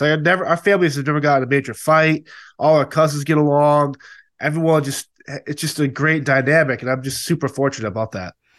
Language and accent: English; Massachusetts, United States; I was born and raised in Massachusetts